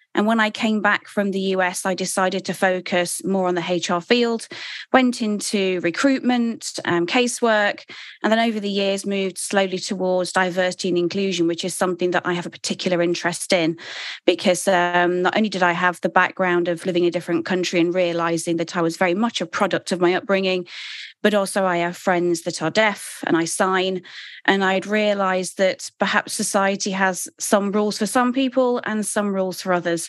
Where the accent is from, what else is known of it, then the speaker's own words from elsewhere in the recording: United Kingdom; moved away; I am British